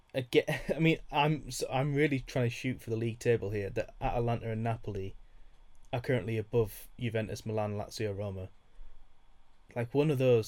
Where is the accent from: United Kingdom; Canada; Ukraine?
United Kingdom; me being British